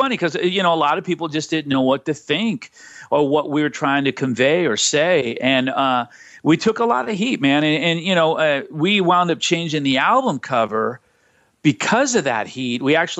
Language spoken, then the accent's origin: English; Los Angeles, California, United States; We weren't a band that was raised in the church. We were a band that was raised on the streets of L.A.